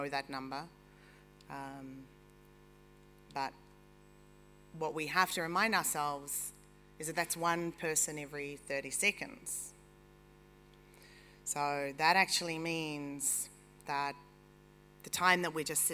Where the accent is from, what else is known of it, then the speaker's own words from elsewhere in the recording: New Zealand; now in New York, United States; I am a Kiwi